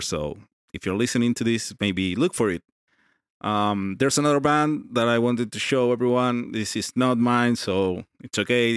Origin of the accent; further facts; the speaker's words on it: Argentina; I'm from Argentina